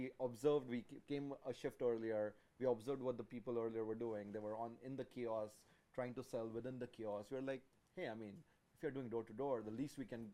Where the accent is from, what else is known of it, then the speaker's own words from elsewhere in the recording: India; also born or lived in London, Ontario, Canada; now in Canada; I'm Indian